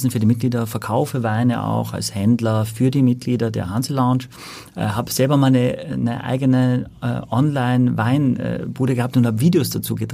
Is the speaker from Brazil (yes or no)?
no; Austria; now in Hamburg, Germany; Ich komme aus Österreich, bin aber schon seit über 20 Jahren in Hamburg.